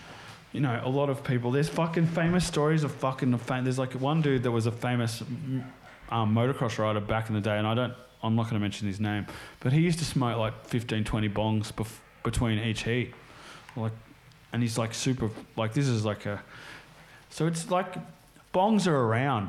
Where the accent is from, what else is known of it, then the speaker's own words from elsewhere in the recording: United States; I grew up in the States, spent